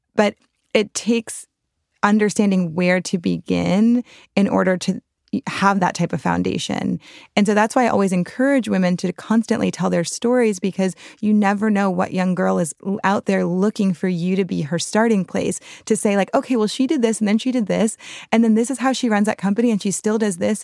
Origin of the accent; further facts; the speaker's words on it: New Orleans, Louisiana, United States; I grew up in the French Quarter, New Orleans